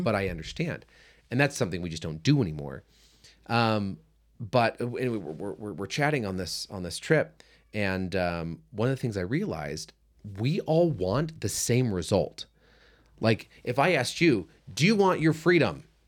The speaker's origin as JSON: {"language": "English", "country": "United States", "said": "as an American"}